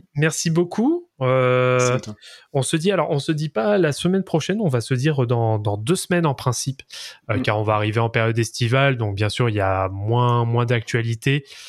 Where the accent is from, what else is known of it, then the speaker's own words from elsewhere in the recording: France; en tant que bon français